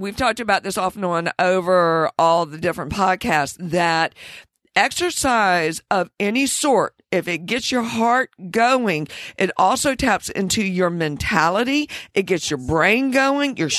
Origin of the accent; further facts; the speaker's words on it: the South, United States; Growing up in the South